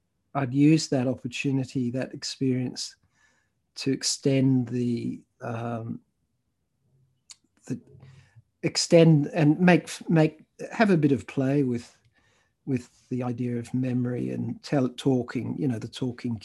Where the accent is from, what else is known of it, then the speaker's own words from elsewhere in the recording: Australia; also born or lived in United Kingdom / Thailand / Malaysia; I moved from where I was born in Britain, spent some time as a child in Thailand and Malaysia, and went to international schools there, and then came to Australia when I was 7 and a half